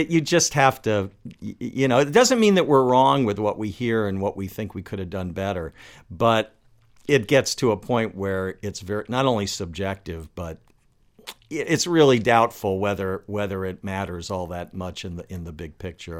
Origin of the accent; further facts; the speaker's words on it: Washington, District of Columbia, United States; also born or lived in Los Angeles; now in Baltimore, United States; I moved here from, from Los Angeles, but I grew up in Washington, D C